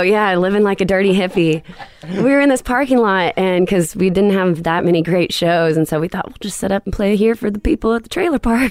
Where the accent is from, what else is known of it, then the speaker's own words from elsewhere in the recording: Illinois, United States; we were on the Illinois side.